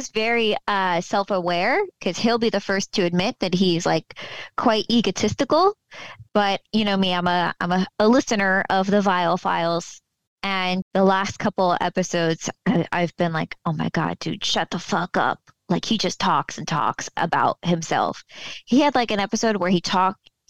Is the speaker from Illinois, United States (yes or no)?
no; Fort Lauderdale, Florida, United States; So, I moved within the last two years. I moved back home to my hometown, Fort Lauderdale, Florida.